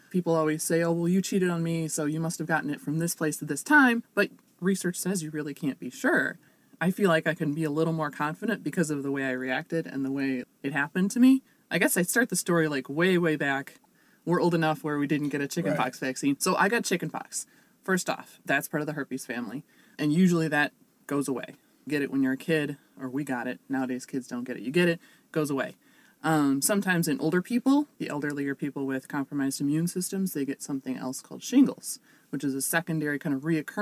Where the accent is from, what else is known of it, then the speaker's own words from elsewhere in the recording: Chicago suburbs, Illinois, United States; moved away as an adult; now in Normal, United States; I am originally from the Chicago suburbs. I'm actually a grad student down at ISU right now